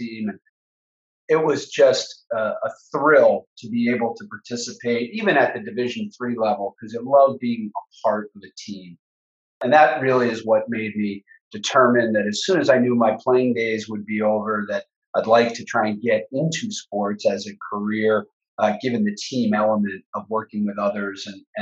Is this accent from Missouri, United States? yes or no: no; Boston, Massachusetts, United States; also born or lived in Hartford; I was passionate about playing baseball and ice hockey growing up in Boston